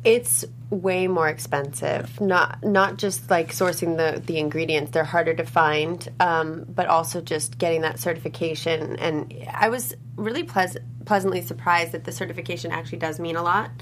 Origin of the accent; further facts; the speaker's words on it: Los Angeles, California, United States; growing up in Los Angeles, um, it's a very health conscious place